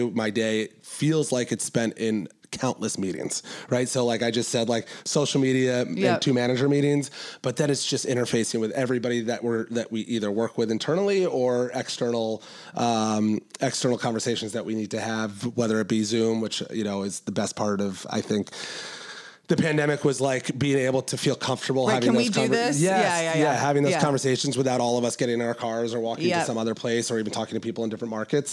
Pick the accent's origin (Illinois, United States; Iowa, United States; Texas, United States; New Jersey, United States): New Jersey, United States; Short Hills; moved away as an adult; also born or lived in New York; now in Charleston, United States; I'm from North Jersey. And my mom was living in Short Hills, New Jersey, where I grew